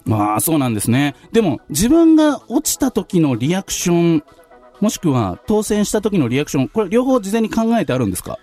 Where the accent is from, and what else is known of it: Tachikawa, Tokyo, Japan; born or raised there